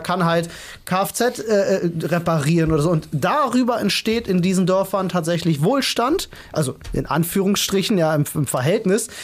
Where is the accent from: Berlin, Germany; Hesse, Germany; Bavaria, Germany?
Berlin, Germany; ich bin auf eine relativ schwierige Schule in Neukölln gegangen